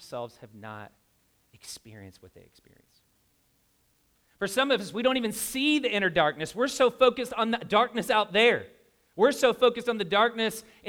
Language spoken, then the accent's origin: English; Louisville, Kentucky, United States; moved away; I'm from Louisville, Kentucky